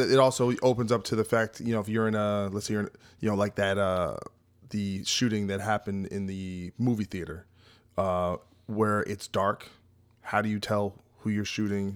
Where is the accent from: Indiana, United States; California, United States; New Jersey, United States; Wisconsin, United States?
New Jersey, United States; New Jersey